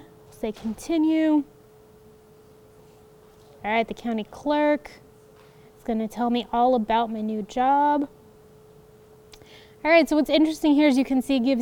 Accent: Colorado, United States; I'm from Colorado

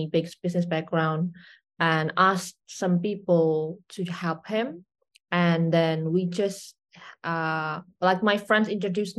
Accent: Indonesia; I'm from Indonesia, born and raised

